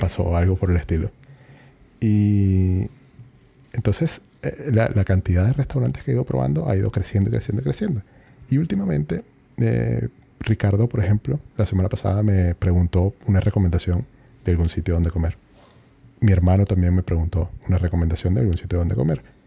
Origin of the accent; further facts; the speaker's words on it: Venezuela; moved away as an adult; now in Chile; yo tenía en Venezuela uno de esos